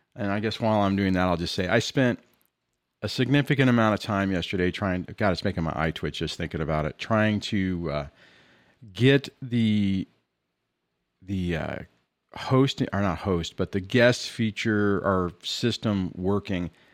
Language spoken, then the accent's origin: English; Southern California, United States; I'm from California, in Southern California.